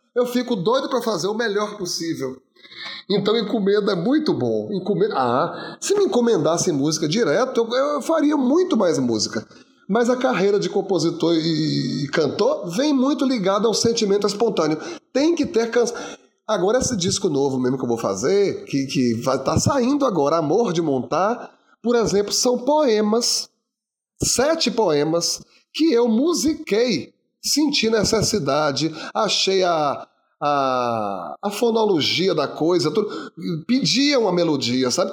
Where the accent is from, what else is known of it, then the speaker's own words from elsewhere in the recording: Jequié, Bahia, Brazil; as minhas histórias vêm de Jequié, do interior da Bahia, onde eu nasci